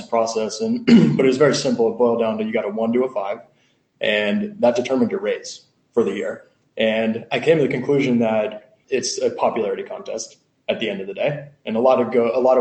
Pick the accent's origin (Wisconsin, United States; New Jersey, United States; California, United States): California, United States; Los Angeles; also born or lived in Syracuse, New York; I'm from Los Angeles originally